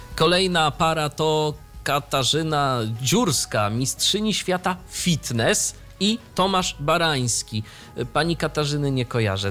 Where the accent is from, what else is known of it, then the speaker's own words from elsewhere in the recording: near Ostróda, Warmian-Masurian Voivodeship, Poland; 30 km od mojego rodzinnego miasta.